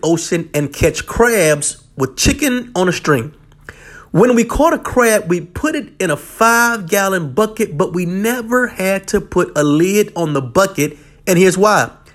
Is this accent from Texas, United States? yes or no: no; Norfolk, Virginia, United States; I grew up in Norfolk, Virginia, where occasionally we would go crabbing